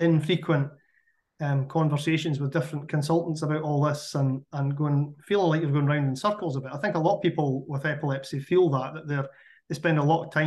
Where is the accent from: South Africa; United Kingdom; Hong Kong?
United Kingdom; Scottish Borders, Scotland; I grew up in the Scottish Borders